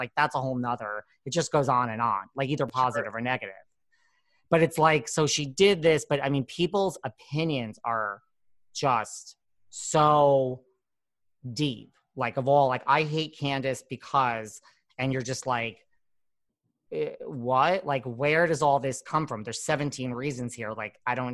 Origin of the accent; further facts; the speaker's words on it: New York, United States; I'm from New York